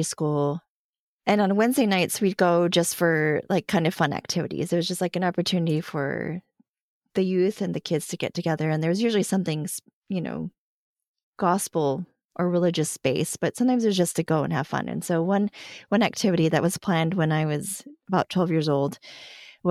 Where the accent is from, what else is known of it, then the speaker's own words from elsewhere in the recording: El Paso, Texas, United States; I grew up in El Paso, which is on the border of Mexico